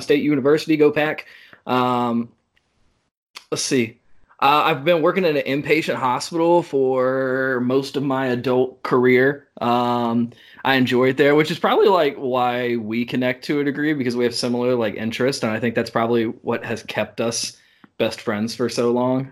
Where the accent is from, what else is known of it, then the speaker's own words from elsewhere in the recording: Raleigh, North Carolina, United States; I'm from Raleigh, North Carolina, born and raised in the area